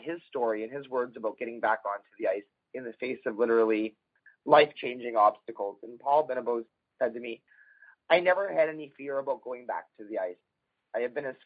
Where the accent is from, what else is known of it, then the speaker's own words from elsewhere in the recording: Canada; as a Canadian